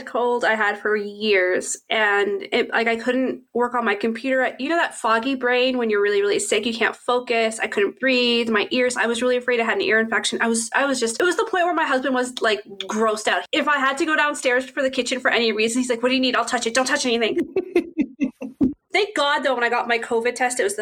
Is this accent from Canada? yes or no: yes; Halifax, Nova Scotia, Canada; where am I from? And I say, Halifax